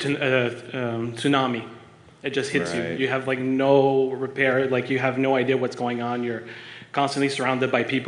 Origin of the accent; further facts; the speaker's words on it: Ottawa, Ontario, Canada; also born or lived in Montreal; I'm born in Montreal, but I'm from Ottawa.